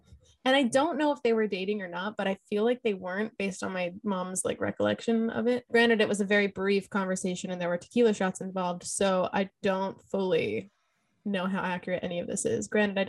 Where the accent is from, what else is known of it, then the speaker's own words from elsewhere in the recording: Lancaster, California, United States; born there; like I was born in Lancaster, California in 1993, and my mom and dad were not married.